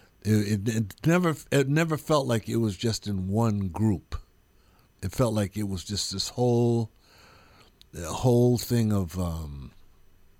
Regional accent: East Coast, United States; moved away; also born or lived in San Francisco; I was like from the East Coast

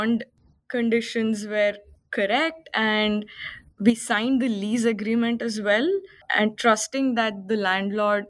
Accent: Bangalore, Karnataka, India; moved away as an adult; now in Sydney, Australia; I am from India, from a place called Bangalore, which is in the south part of India. And I came to Australia in 2018 as an international student

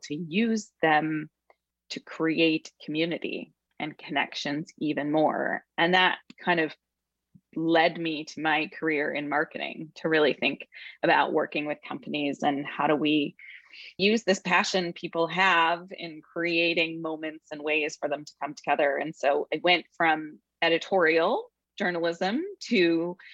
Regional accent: Grand Rapids, Michigan, United States; moved away as an adult; also born or lived in Indiana / California / Hawaii; I was raised in the Midwest and had a lovely childhood and upbringing there in Grand Rapids, Michigan

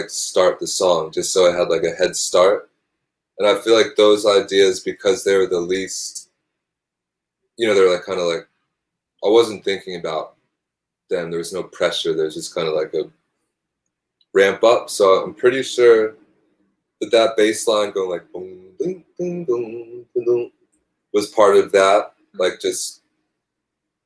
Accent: Northeast, United States; now in New York City, United States; I grew up in the Northeast

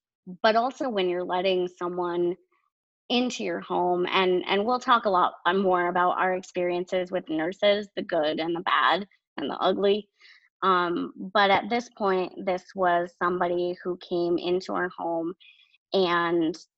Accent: New Hampshire, United States; born there; And I was born in New Hampshire.

